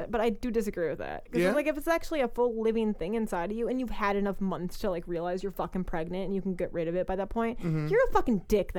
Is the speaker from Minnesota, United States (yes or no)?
yes; Minnesota, United States; Northern Minnesota.